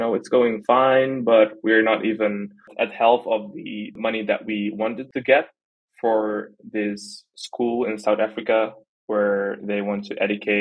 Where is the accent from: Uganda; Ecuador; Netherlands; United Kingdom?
Netherlands; I was born in the Netherlands, I'm as Dutch as you can be